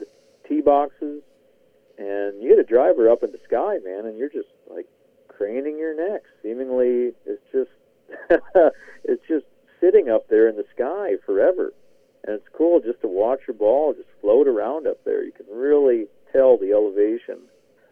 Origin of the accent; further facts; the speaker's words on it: Minneapolis, Minnesota, United States; moved away; go back to my hometown